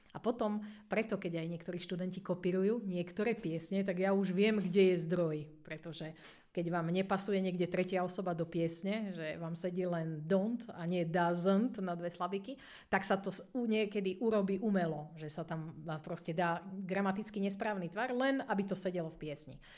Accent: Slovakia; A my Slováci sme ešte dobrý tým vo svete, že na nás veľmi necítiť prízvuk, keď rozprávame po anglicky.

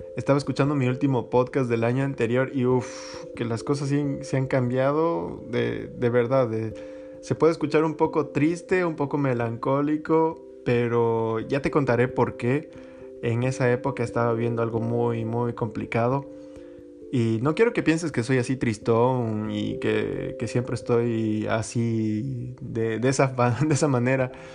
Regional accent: Quito, Pichincha, Ecuador; moved away as an adult; soy ecuatoriano, eh, nací en Quito, en la capital

